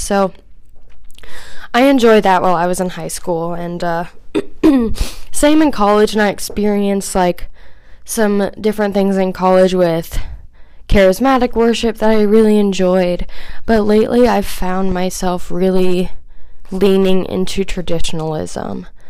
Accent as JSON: {"language": "English", "town": "Kansas City", "country": "United States", "tie": "born or raised there", "also_born_or_lived": "Phoenix, Arizona", "said": "we moved from Phoenix back to Kansas City when I was around six or seven."}